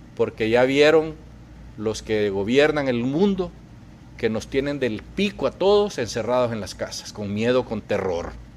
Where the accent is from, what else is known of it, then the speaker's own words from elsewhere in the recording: Honduras; now in United States; lo que estamos viviendo los hondureños